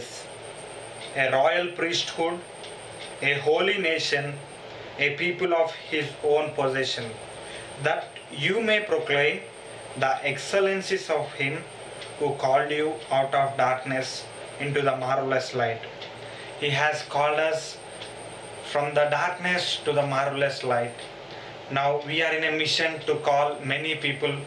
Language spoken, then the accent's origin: English; India; from India